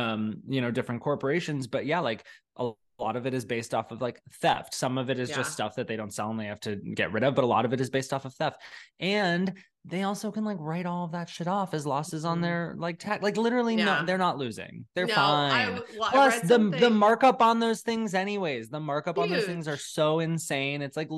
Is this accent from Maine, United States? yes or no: no; Florida, United States; I'm a mom. I'm a wife. I work out and I go to Disney because I'm from Florida.